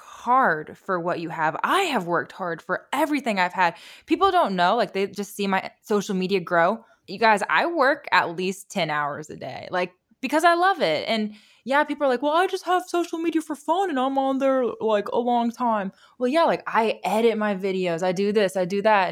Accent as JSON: {"language": "English", "region": "Indiana", "country": "United States", "tie": "born or raised there", "moved": "yes", "said": "when I grew up in Indiana"}